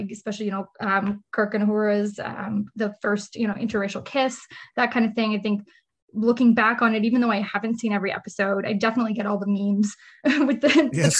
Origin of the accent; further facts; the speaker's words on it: Ottawa, Ontario, Canada; Yep. I'm definitely an Ottawa city girl. I've just lived, well, mostly Nepean actually would be the technical part of the city of where I live or lived. Yeah. Just suburban kid. I've lived my whole life in Nepean